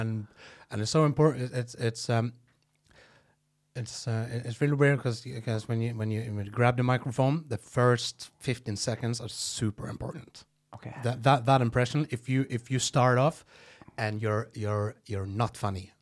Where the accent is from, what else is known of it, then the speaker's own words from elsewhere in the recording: Norway; first language Norwegian; English is a second language; I would just talk normal Norwegian, and when whenever I was going to talk English